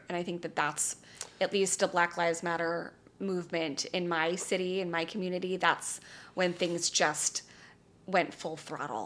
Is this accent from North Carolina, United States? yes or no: no; Calabasas, California, United States; I grew up in Calabasas, California, my very charmed life.